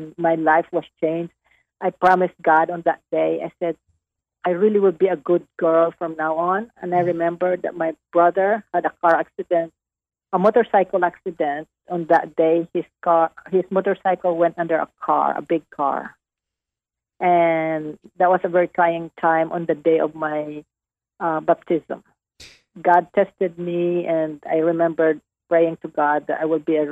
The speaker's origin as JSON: {"language": "English", "area": "Negros Occidental", "region": "Western Visayas", "country": "Philippines", "tie": "born or raised there", "moved": "as an adult", "lives_now": "Dallas, United States", "said": "Negros Occidental, it's Visayas, it's in the middle part of the Philippines"}